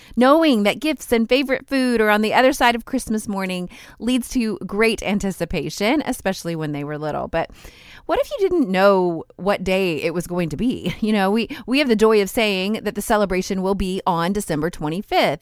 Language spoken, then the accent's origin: English; United States; my home country, in the United States.